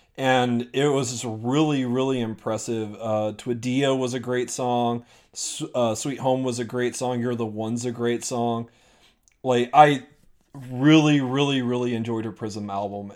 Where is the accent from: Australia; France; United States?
United States; as an American